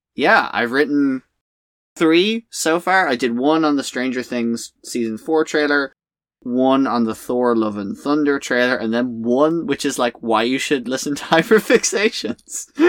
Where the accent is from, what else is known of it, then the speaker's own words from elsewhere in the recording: Ireland; in Ireland, we just call each other swears